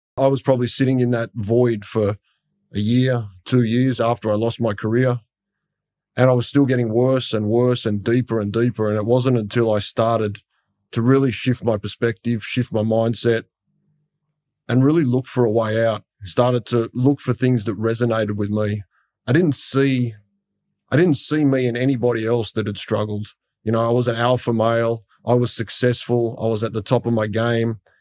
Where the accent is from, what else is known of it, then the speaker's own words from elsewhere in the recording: Sydney, New South Wales, Australia; as a kid, I grew up in Western Sydney